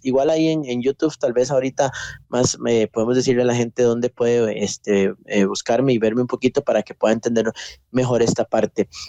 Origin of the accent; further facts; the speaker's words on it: Costa Rica; soy de Costa Rica, nací acá en, Costa Rica